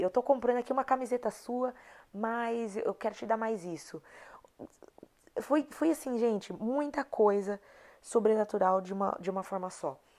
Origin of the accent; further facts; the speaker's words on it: Brazil; moved away; a mentalidade que eu cresci no meu país, que eu cresci no Brasil